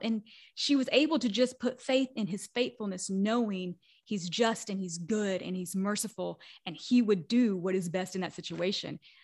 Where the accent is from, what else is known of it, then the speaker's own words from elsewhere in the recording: the Bible Belt, United States; where I grew up in the Bible Belt.